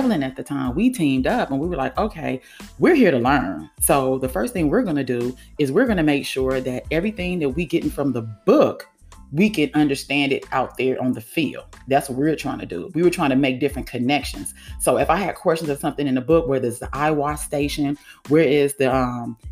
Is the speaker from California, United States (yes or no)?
yes; California, United States; also born or lived in Florida; now in Georgia, United States; I'm from California and kind of sort of live in Georgia